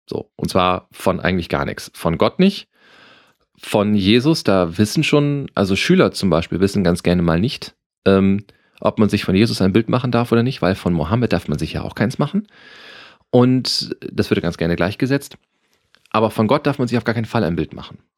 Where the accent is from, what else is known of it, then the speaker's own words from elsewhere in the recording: Lower Saxony, Germany; In, in meiner Heimat wurde es, also es gibt eine ich würde sagen, eine Karnevalshochburg in Niedersachsen und das ist Damme.